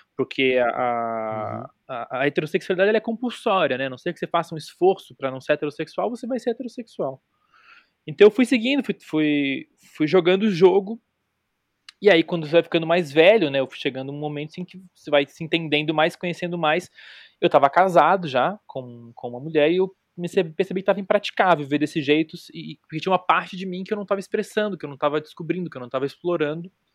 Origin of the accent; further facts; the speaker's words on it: Florianópolis, Santa Catarina, Brazil; eu sou de Florianópolis, eu sou dos anos 80